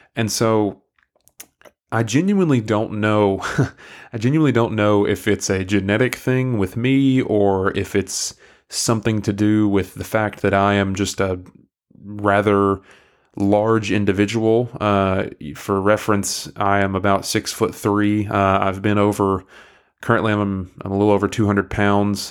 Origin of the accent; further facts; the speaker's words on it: McMinn County, Tennessee, United States; accent: southeastern US; I grew up in, um, Mick Minney County, uh, in Tennessee, uh, Southeast Tennessee